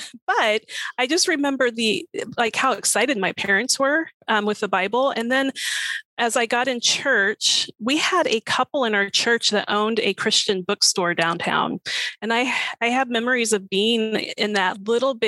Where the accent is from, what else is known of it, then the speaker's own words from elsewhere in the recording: Oklahoma, United States; also born or lived in Missouri / Alaska; now in Bristow, United States; I'm originally from Oklahoma, and lived in Missouri, lived in Alaska, came here